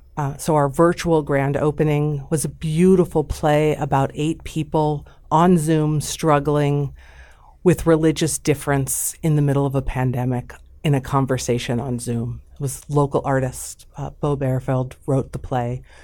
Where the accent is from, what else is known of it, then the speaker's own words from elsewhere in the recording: Omaha, Nebraska, United States; I grew up in Jewish Omaha in all the best ways